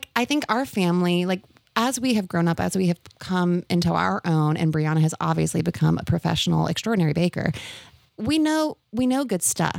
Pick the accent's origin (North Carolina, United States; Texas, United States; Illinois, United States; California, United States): North Carolina, United States; we grew up in North Carolina.